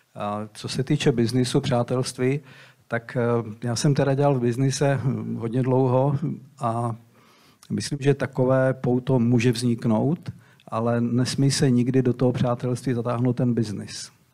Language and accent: Czech; Brodek, Czechia; moved away as an adult; also born or lived in Slovakia; jsem byl kluk z Brodku